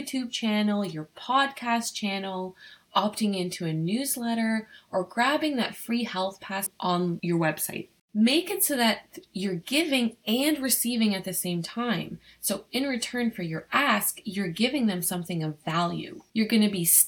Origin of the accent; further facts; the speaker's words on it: Ottawa, Ontario, Canada; I'm from Ottawa